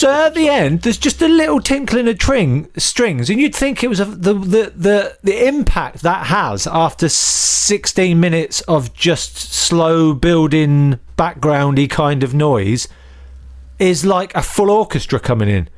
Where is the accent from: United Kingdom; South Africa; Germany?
United Kingdom; Northampton, East Midlands; I grew up in Northampton, so I supported Northampton